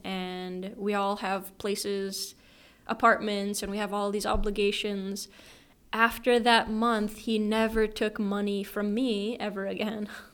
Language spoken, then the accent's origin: English; Ely, Minnesota, United States; moved away as an adult; now in Japan; I am from Ely, Minnesota, and it's pretty small.